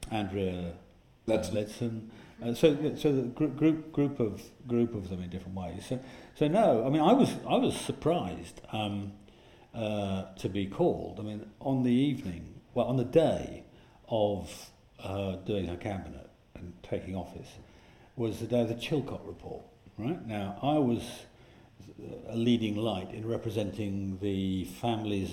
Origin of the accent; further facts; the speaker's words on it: Yorkshire and the Humber, United Kingdom; I speak as a Yorkshireman